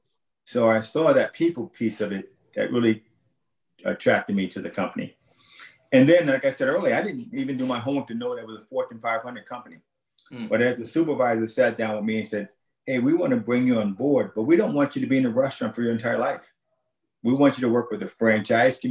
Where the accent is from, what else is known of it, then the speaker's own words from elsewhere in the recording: New York City, New York, United States; moved away as an adult; also born or lived in Albany, New York / Illinois / Kentucky; now in Carmel, United States; I'm a native of New York. I grew up in New York City